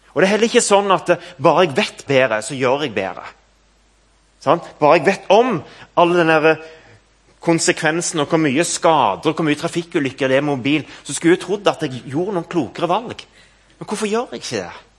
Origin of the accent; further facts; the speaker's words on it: Stavanger, Rogaland, Norway; moved away as an adult; now in Nærbø, Norway; Kampen kirke, der jeg vokste opp